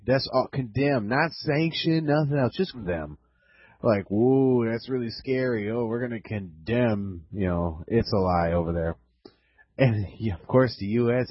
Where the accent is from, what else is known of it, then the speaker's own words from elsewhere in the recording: Wisconsin, United States; moved away; that's my home state, and even though I'm not up there